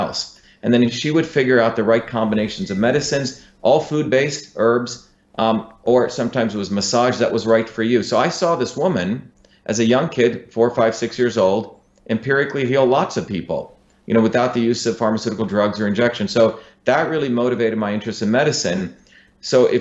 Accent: Mumbai, Maharashtra, India; also born or lived in South Indian village; now in United States; I came from India. I grew up in Bombay, but also in a deep South Indian village.

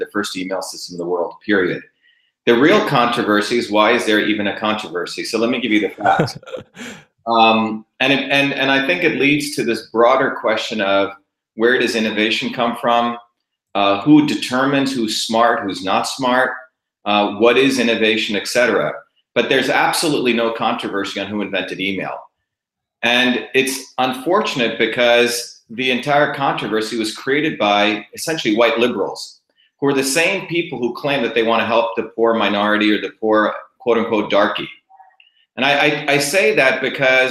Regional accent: Bombay, India, New Jersey, United States; also born or lived in Mumbai, India; I grew up in Bombay as a young kid, but I also grew up in a deep village.

